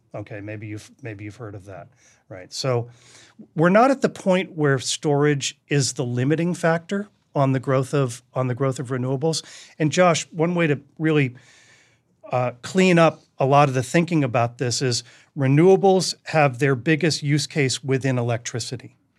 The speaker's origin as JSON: {"language": "English", "town": "Duxbury", "region": "Massachusetts", "country": "United States", "tie": "born or raised there", "said": "I grew up in New England"}